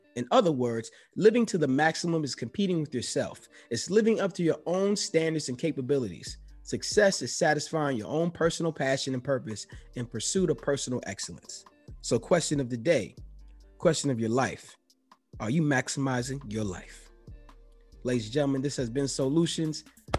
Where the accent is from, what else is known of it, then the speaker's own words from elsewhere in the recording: New York City, New York, United States; I grew up in the Bronx.